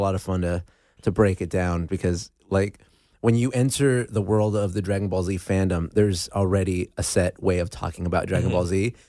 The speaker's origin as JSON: {"language": "English", "town": "West Covina", "region": "California", "country": "United States", "tie": "born or raised there", "also_born_or_lived": "Los Angeles", "said": "Azusa, West Covina area. Yeah, the San Gabriel Valley is my hometown. And but then I moved to LA about, you know, like LA proper about four or five years ago."}